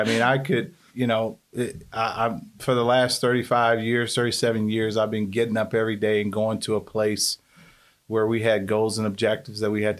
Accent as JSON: {"language": "English", "town": "Birmingham", "region": "Alabama", "country": "United States", "tie": "born or raised there", "lives_now": "Decatur, United States", "said": "I grew up in Birmingham most of my life and ended up in Decatur probably back in 1987."}